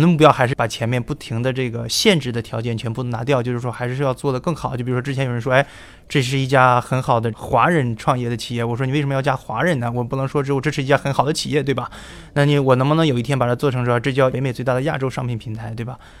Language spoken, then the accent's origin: Chinese; China; moved away as an adult; now in United States; 在国内的时候学的是，呃，Double E， 就电气工程